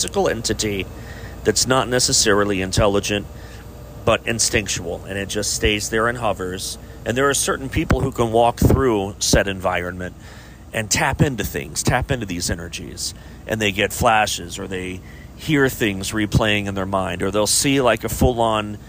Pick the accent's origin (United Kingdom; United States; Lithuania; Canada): United States; Chillicothe, Ohio; Chillicothe is my hometown